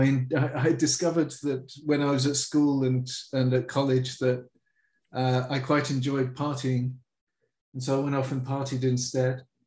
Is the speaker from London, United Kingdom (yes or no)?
yes; London, United Kingdom; I grew up in the middle of London